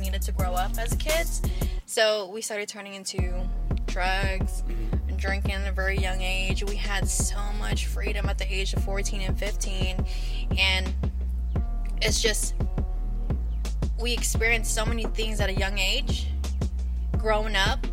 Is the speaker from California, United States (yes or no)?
yes; San Francisco, California, United States; also born or lived in Daly City / Hayward; now in Antioch, United States; I was born and raised in San Francisco. Moved around the Bay Area a lot.